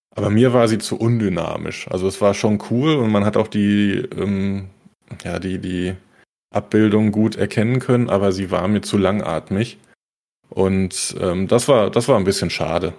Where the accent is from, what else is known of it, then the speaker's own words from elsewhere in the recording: Germany; für mich als, als Deutscher